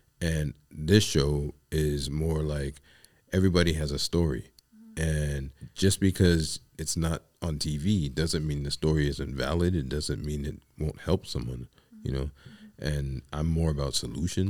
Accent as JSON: {"language": "English", "town": "New York City", "region": "New York", "country": "United States", "moved": "yes", "said": "I'm from the Bronx"}